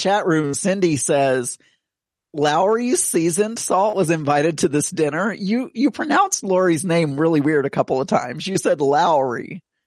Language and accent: English; the South, United States; I am from the South